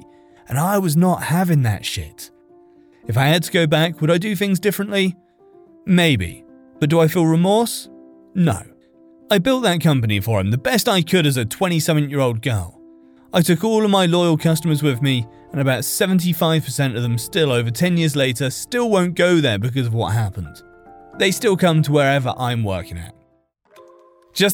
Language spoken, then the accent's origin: English; California, United States; I grew up in California, but not close enough to beach to go there often